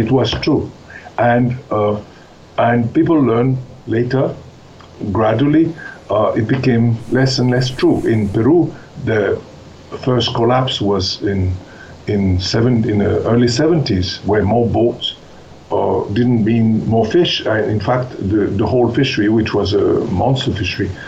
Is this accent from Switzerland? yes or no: yes; Switzerland; moved away; I grew up in Switzerland